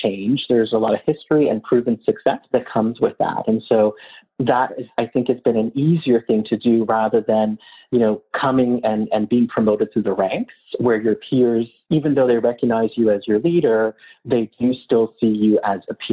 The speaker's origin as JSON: {"language": "English", "country": "Canada", "said": "as a Canadian"}